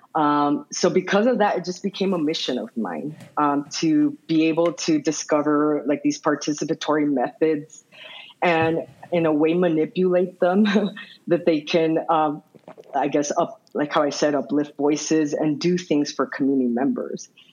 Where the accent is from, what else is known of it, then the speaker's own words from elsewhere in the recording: Nogales, Arizona, United States; now in Tucson, United States; I grew up in Ambos Nogales or the sister cities of Nogales, which is located in the Arizona Sonora border